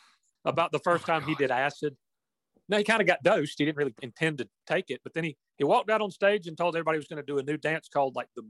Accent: Chester, South Carolina, United States; mine and LD's hometown of Chester, South Carolina.

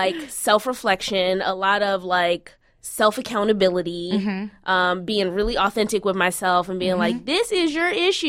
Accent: Baltimore, Maryland, United States; moved away as an adult; now in Los Angeles, United States; I'm from Baltimore, first mm-hmm. of all. And when I was there, I just grew up there.

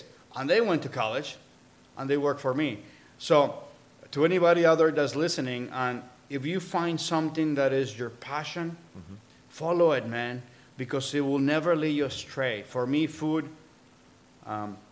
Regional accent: El Sabino, Michoacán, Mexico; born or raised there; moved away; also born or lived in Cabo San Lucas, Baja California Sur, Mexico / Mazamitla, Jalisco

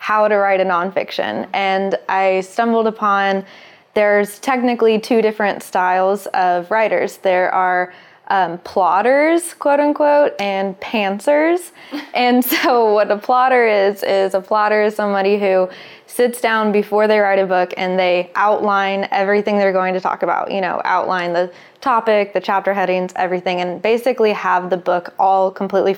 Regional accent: Little Rock, Arkansas, United States; moved away as an adult; now in Los Angeles, United States; I was born in Little Rock, Arkansas, into a religion called fundamentalist Christianity

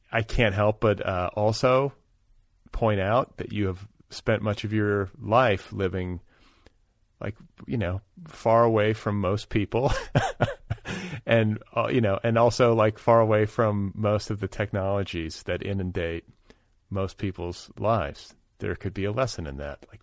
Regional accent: Midwest, United States; compared to the way that I grew up in the Midwest

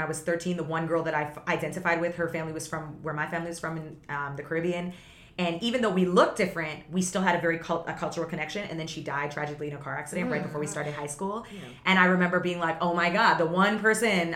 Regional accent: Toronto, Ontario, Canada; moved away; also born or lived in Vaughan, Ontario; as soon as we moved from the city to Vaughn, it was a complete culture shock because I grew up in the city with so much diversity

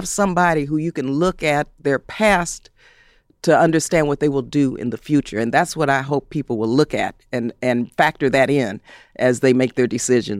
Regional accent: San Fernando, California, United States; In Southern California, you know, I was raised actually in San Fernando.

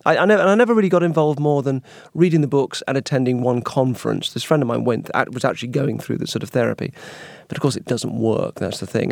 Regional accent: United Kingdom; being British and naturally apologetic

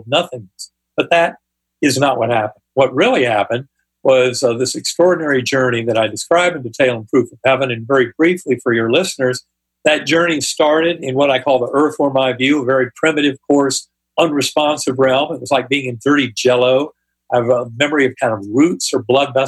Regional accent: North Carolina, United States; my Methodist church growing up in North Carolina

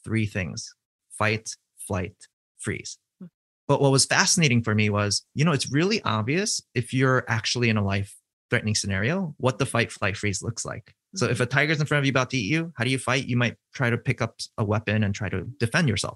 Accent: East Coast, United States; I'm from the East Coast

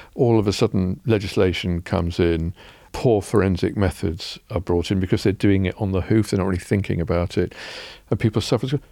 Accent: England, United Kingdom; as English people

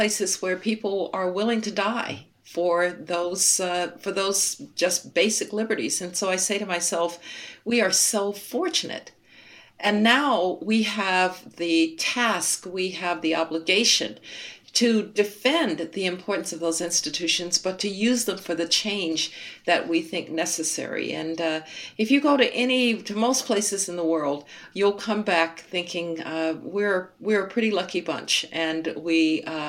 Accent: Birmingham, Alabama, United States; moved away; also born or lived in Denver; I was born in Birmingham. I didn't have a white classmate until we moved to Denver

